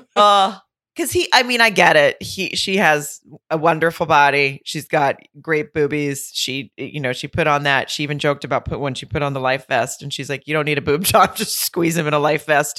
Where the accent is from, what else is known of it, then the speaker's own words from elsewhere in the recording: near Lowell, Arkansas, United States; moved away; at the Grove in Lowell, which is right outside my hometown